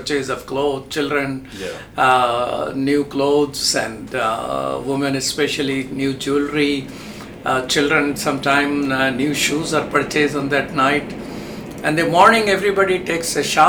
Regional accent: Pakistan; now in United States; I'm from Pakistan

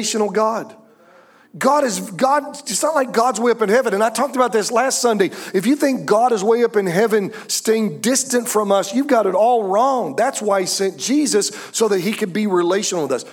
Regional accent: United States; also born or lived in Pennsylvania / Michigan; now in Southern United States; I grew up in Pennsylvania and Michigan

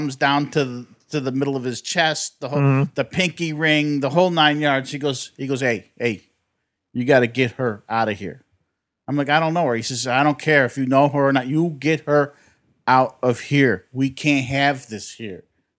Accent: Inland Empire, California, United States; moved away as an adult; also born or lived in New York; I grew up in the Inland Empire.

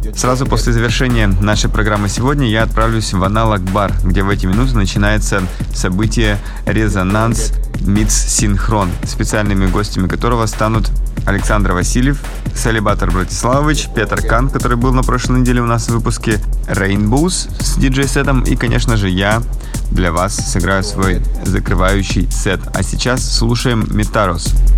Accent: Yekaterinburg, Sverdlovsk Oblast, Russia; now in Moscow, Russia; лайв-дуэт из Екатеринбурга, моего родного города

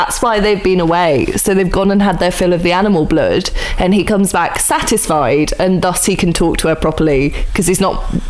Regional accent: United Kingdom; as a British person

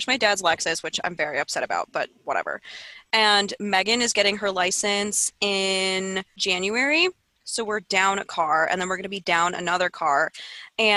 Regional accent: near the North Shore of Chicago, Illinois, United States; This is like a North Shore Chicago thing. And I'm not even from the North Shore, but you know, close enough

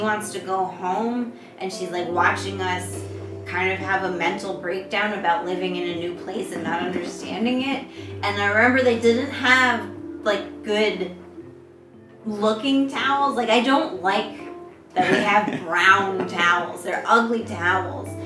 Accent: New York, United States; now in China; I'm from New York

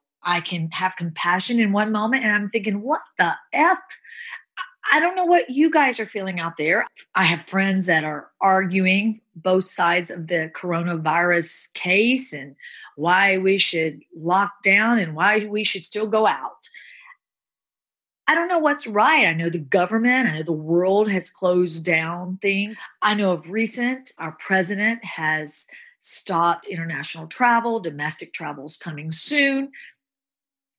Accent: the South, United States; moved away as an adult; also born or lived in Hollywood Hills; growing up in the South, becoming a foster kid

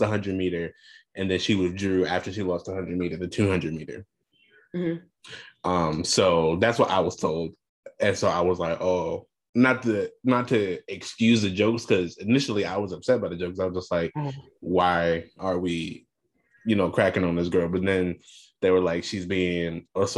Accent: United States; being Black American

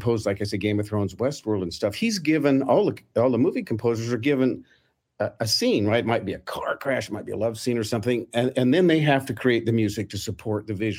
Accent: Salt Lake City, Utah, United States; I grew up in Salt Lake

